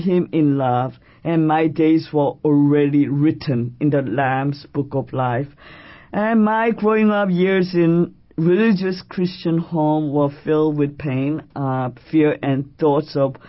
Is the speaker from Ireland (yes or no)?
no; Seoul, South Korea; now in New York City, United States; I am Korean by birth, and I was born in Seoul, South Korea. And I have been a resident of this great city, New York City, since June of 1971